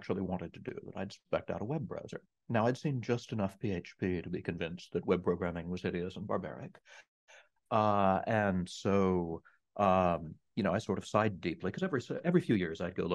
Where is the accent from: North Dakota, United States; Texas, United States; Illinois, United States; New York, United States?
Texas, United States; East; I grew up in the middle of nowhere in East Texas